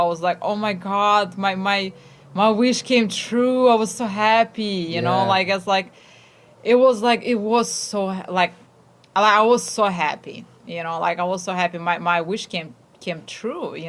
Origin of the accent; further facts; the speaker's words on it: Ukraine; moved away; I'm from Ukraine, and we have these harsh winters